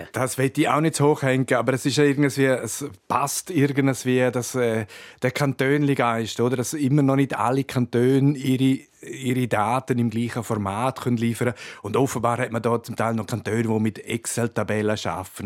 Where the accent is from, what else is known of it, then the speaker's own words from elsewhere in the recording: Graubünden, Switzerland; bei uns in Graubünden